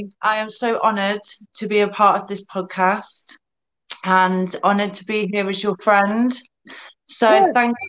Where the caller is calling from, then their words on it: United Kingdom; So I'm in the UK. So it's about 3 p.m., 10 past 3 here.